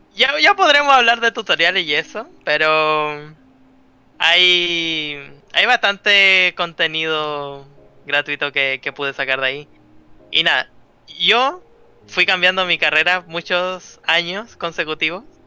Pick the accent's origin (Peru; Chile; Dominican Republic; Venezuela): Chile; Yo soy un artista chileno